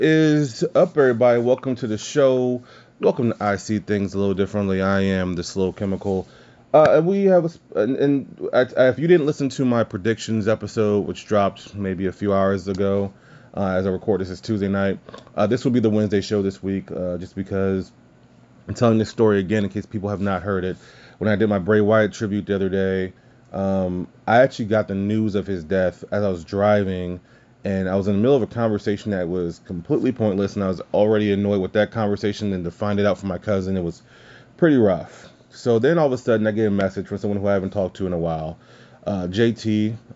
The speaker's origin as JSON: {"language": "English", "region": "Louisiana", "country": "United States", "said": "I'm from Louisiana"}